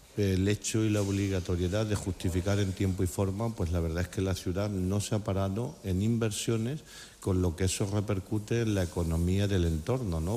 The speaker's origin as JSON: {"language": "Spanish", "town": "Valdepeñas", "region": "Castilla-La Mancha", "country": "Spain", "said": "mi pueblo"}